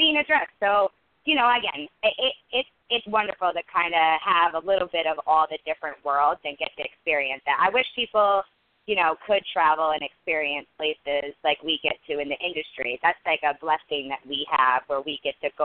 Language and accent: English; Vermont, United States; So I'm from Vermont